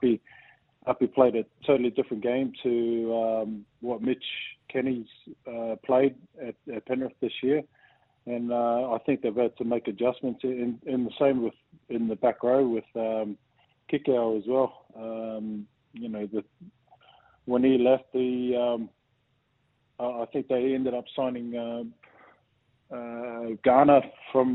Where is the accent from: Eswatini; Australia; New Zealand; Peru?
New Zealand; growing up in New Zealand